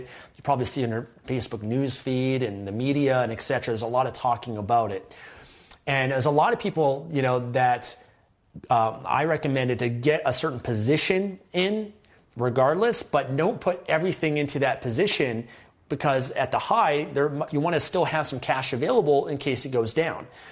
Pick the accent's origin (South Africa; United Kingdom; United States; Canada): Canada; as a Canadian